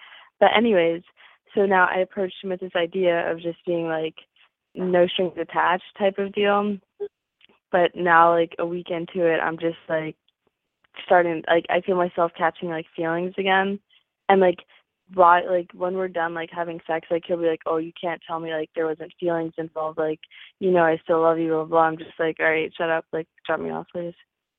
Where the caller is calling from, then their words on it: Florida, United States; I'm 19, and I'm calling from Florida.